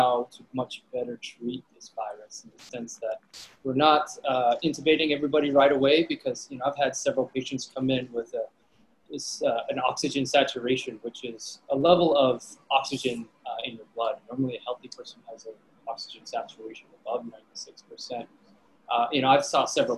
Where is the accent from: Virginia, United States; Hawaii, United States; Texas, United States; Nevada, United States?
Hawaii, United States; being Irish and growing up in Hawaii